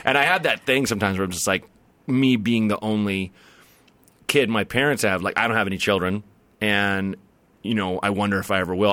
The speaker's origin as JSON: {"language": "English", "area": "the Northwest", "region": "Pacific Northwest", "country": "United States", "said": "I'm from the Northwest"}